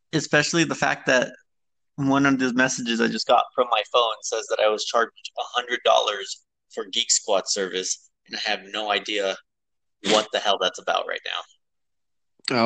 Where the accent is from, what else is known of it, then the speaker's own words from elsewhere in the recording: Las Vegas, New Mexico, United States; I am from Las Vegas, which is a smaller town, um, and we Las Vegas resides in San Miguel County